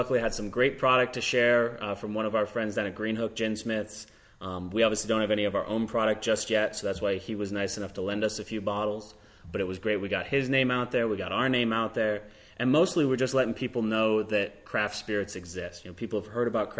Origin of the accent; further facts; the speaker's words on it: Rochester, New York, United States; moved away as an adult; I'm originally from Rochester, and when I wanted to open my own distillery, I decided I wanted to do it back near family and near the hometown that I loved